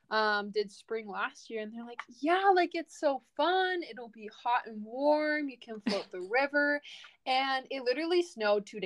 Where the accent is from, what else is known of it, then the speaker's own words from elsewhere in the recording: Temecula, California, United States; growing up in Temecula